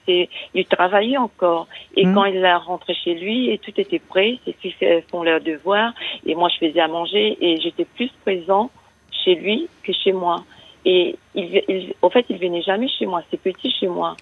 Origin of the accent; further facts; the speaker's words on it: Mauritius; now in France; Je suis d'origine mauricienne.